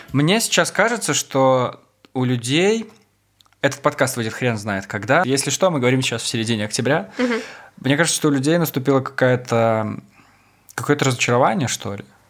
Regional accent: Maladzyechna, Minsk Region, Belarus; now in Minsk, Belarus; в моем родном городе, в Молодечно

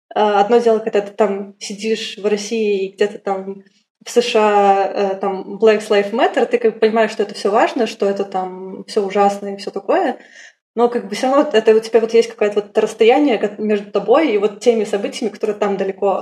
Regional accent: Minsk, Belarus; moved away as an adult; Я из Беларуси, я сама родом из Минска, и я там прожила 24 полных года, до 2016 года.

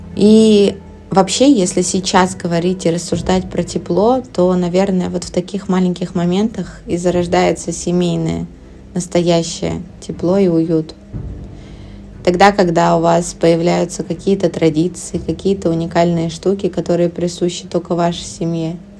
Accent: Siberia, Russia; я родилась в Сибири, там зимой было довольно холодно и сложно проходимо

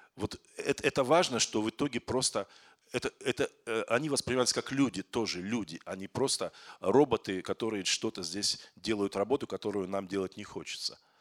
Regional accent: Kazakhstan; moved away as an adult; now in Moscow, Russia; Я из Казахстана, но я в Москве живу двадцать восемь, двадцать

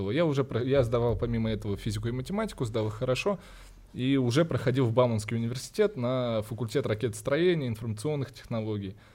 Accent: Cyprus; born there; я вообще родился не в России. Я родился на Кипре, когда мои родители жили там.

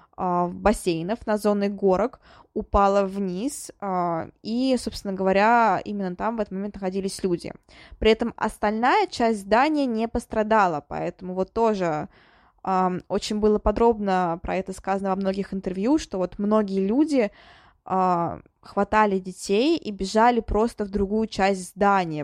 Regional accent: Kolomna, Moscow Oblast, Russia; Коломна — это мой родной город

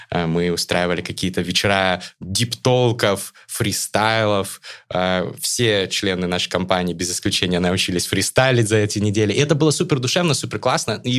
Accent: Astana, Kazakhstan; born there; Я родился в Астане.

